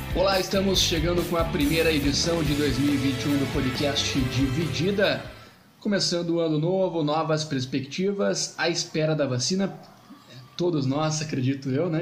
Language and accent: Portuguese; Santa Bárbara d'Oeste, São Paulo, Brazil; eu, barbarense